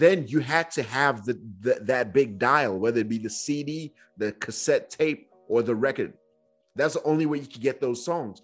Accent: Nigeria; moved away; I grew up in Nigeria at that phase

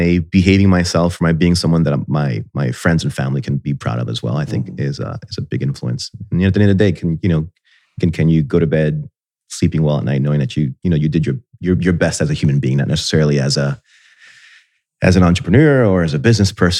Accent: Puerto Rico; moved away as an adult; also born or lived in Miami Beach, Florida, United States; now in Columbus, United States; growing up in Miami and in Puerto Rico, you kind of get used to paradise

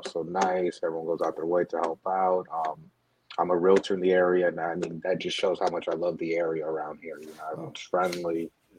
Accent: Orlando, Florida, United States; Born and raised in Orlando, Florida.

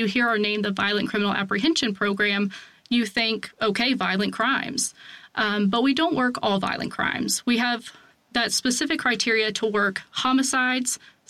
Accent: Virginia, United States; I was born and raised in Virginia. I live there still, just in a very different part

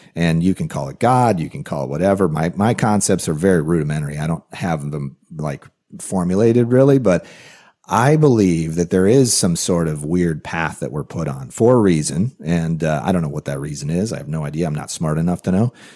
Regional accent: Rockford, Illinois, United States; working in a factory in Rockford, Illinois, which is a town I grew up

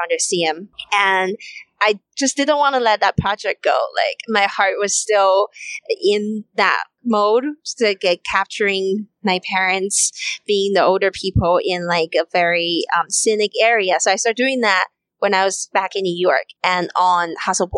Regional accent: China; moved away; there is a big rooted culture of respect your elders in where I grew up in China

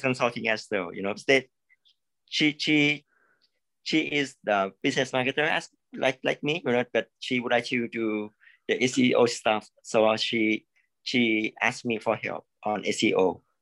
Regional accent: Thailand; I'm from Thailand. Actually, I'm from Thailand

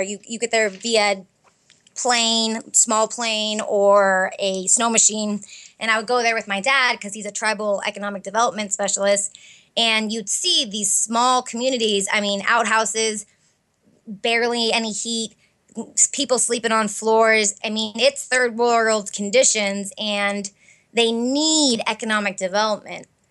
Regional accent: Fairbanks, Alaska, United States; moved away as an adult; now in Arizona, United States; I grew up in Fairbanks, Alaska, and went to law school here in Arizona

